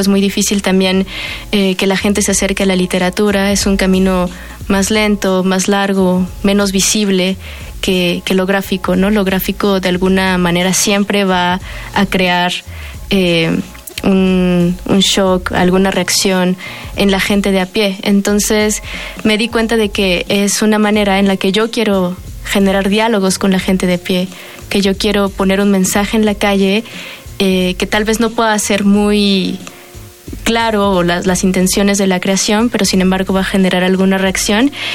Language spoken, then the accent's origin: Spanish; Mexico; todas somos o crecimos en la periferia de la Ciudad de México, en el Estado de México, yo por ejemplo que crecí en Aragón.